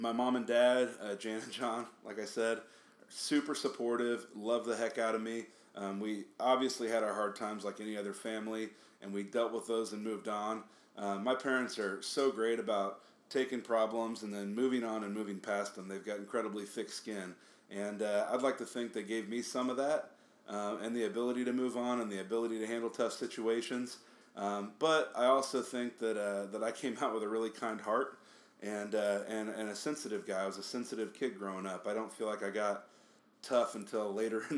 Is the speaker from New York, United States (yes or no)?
no; Topeka, Kansas, United States; moved away as an adult; now in Kansas City, United States; I'm from Topeka, Kansas. I live in Kansas City, Missouri.